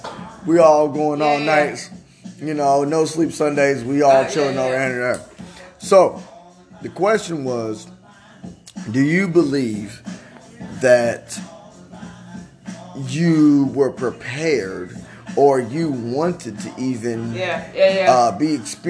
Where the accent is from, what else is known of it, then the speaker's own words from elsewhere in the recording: Allen, Texas, United States; I personally went to Allen High School in Allen, Texas.